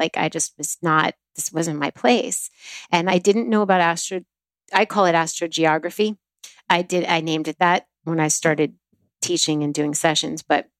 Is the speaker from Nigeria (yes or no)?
no; New Jersey, United States; also born or lived in Florida; now in Los Angeles, United States; I was born in New Jersey on a Pluto line